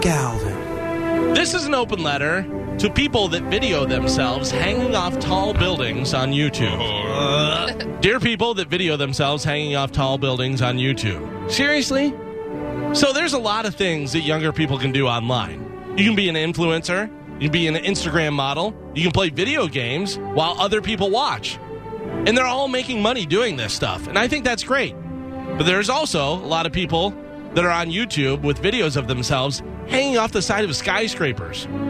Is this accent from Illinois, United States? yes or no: yes; Illinois, United States; one of my friends growing up in Illinois